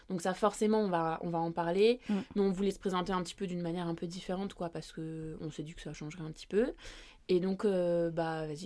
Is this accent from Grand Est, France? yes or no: yes; Strasbourg, Grand Est, France; de base on vient de Strasbourg.